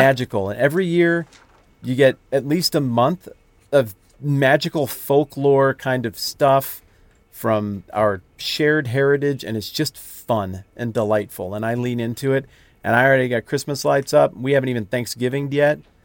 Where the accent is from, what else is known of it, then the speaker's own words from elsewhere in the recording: the West, United States; I'm from the West, where I like to do mountainy things